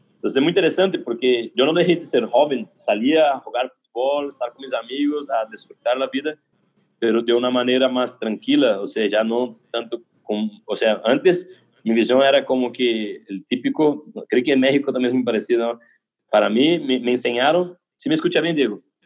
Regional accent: São José dos Campos, São Paulo, Brazil; Spanish is a second language; yo soy de San José, los campos, de São Paulo, interior de São Paulo

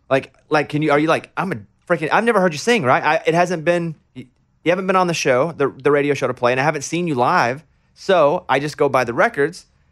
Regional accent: Mountain Pine, Arkansas, United States; I grew up in Mountain Pine, Arkansas, population seven hundred

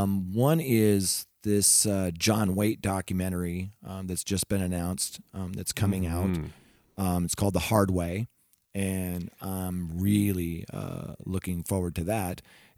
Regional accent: Pacific Northwest, United States; Yeah, I grew up in the Pacific Northwest, so I got to see Hart many times over the years.

